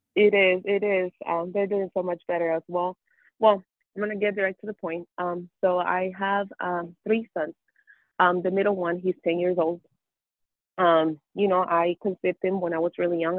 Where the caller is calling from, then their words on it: Mesa, Arizona, United States; I'm calling you from Mesa, Arizona.